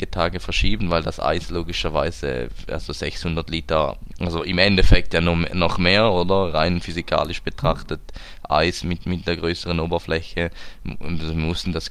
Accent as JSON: {"language": "German", "country": "Switzerland", "said": "Eishockey, da sind wir Schweizer ja ziemlich äh, prädestiniert dafür"}